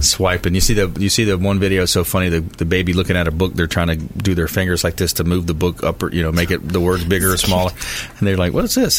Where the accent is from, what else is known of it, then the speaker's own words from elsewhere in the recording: South Florida, United States; I grew up in South Florida on a river